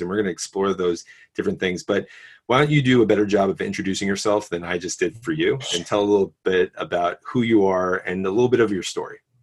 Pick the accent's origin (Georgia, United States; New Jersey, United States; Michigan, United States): New Jersey, United States; Mountain Lakes; I grew up in my small church in St. Catherine of Siena in Mountain Lakes